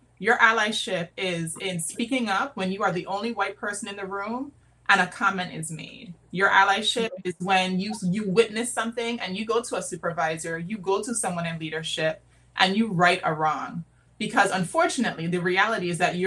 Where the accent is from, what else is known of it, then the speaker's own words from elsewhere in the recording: U.S. Virgin Islands; now in Washington, DC, United States; I'm from St. Croix, but I'm living in DC